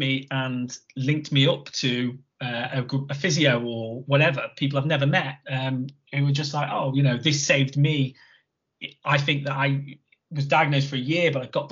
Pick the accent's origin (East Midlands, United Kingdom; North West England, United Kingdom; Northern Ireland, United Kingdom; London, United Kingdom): North West England, United Kingdom; Chester; my hometown one, Chester.